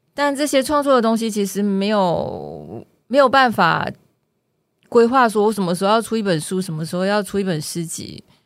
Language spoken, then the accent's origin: Chinese; Malaysia; now in Taiwan; 因为我的故乡是，我故乡不在台湾嘛，我故乡是马来西亚